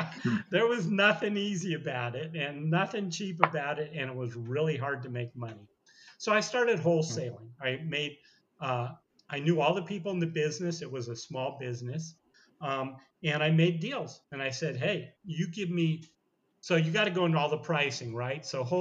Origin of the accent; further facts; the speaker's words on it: San Francisco, California, United States; also born or lived in Hollywood; I left Hollywood and I moved back to my hometown in San Francisco.